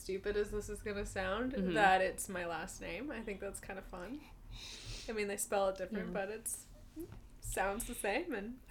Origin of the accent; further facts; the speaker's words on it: California, United States; also born or lived in Midwest; I know what Kroger is because I lived in the Midwest, but, we don't have them in California.